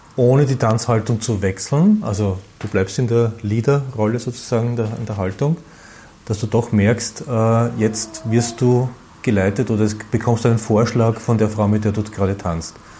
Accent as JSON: {"language": "German", "region": "Vienna", "country": "Austria", "said": "ich bin ein Wiener"}